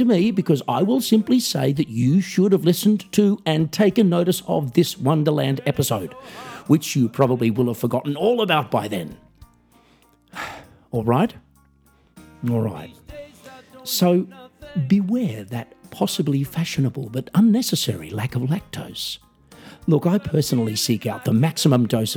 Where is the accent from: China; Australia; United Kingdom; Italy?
Australia; I'm an Australian musician, singer, songwriter, comedian